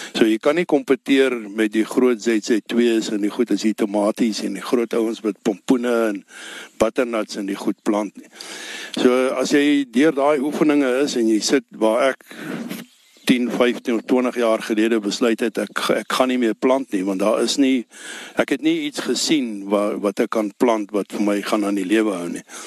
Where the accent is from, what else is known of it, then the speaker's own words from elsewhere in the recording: Ellisras, Limpopo, South Africa; ek is my hier gebore op Ellis Ras 1953